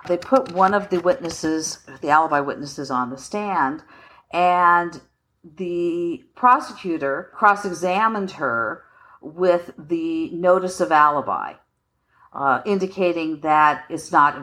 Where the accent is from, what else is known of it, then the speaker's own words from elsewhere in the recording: Colorado, United States; also born or lived in Washington, D.C. / Boston; now in Philadelphia, United States; I'm from Colorado, very rural upbringing.